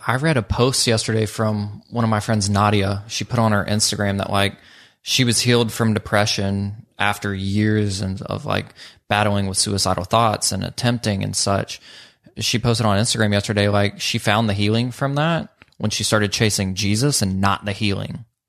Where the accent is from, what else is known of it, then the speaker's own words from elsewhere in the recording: Social Circle, Georgia, United States; I'm from Social Circle, Georgia, and a lot of people that are raised there don't dream big